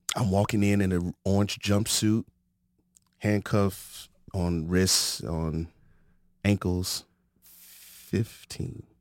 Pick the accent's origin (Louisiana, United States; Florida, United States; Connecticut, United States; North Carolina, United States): Florida, United States; moved away as an adult; also born or lived in Santa Maria, California; now in Arizona, United States; I'm from Florida.